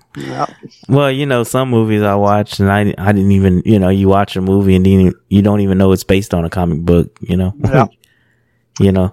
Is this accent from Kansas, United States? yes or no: no; California, United States; I grew up in California